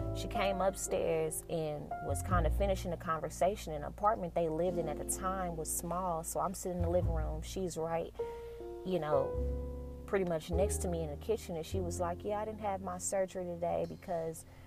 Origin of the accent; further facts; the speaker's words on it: Dallas, Texas, United States; also born or lived in Denton, Texas; I'm from Dallas